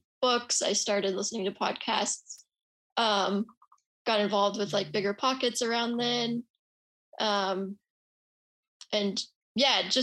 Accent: Utah, United States; also born or lived in San Francisco; now in Austin, United States; where I'm from, which is Utah

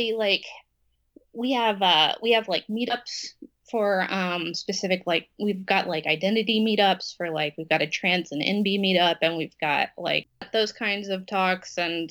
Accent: Texas, United States; we're from Texas, so this is a red state

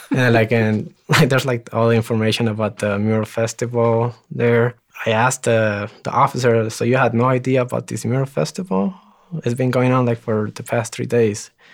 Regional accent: Ciudad Juárez, Chihuahua, Mexico; also born or lived in El Paso, Texas / Greeley, Colorado; now in Denver, United States; I was actually born in El Paso, Texas, but I, I lived in Juarez. I was raised in Juarez

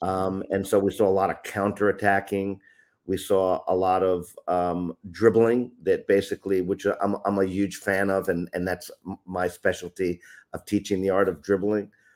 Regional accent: upstate New York, United States; moved away as an adult; also born or lived in Bronx, New York / Florida / Japan; now in Tokyo, Japan; I'm originally from New York, born in the Bronx in the city, but lived upstate New York

